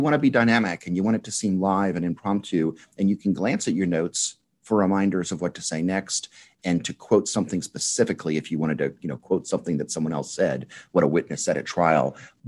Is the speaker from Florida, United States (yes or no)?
no; New Orleans, Louisiana, United States; from New Orleans.